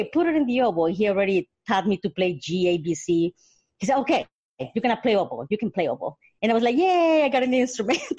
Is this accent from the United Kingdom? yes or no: no; Honduras; moved away; also born or lived in Mississippi / Colorado; I was born in Honduras in Central America